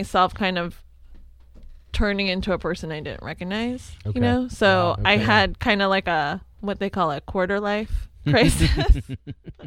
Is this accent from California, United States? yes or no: yes; Los Angeles, California, United States; moved away as an adult; also born or lived in Riverside, California; now in Cincinnati, United States; I grew up in Los Angeles, and so I'm a native there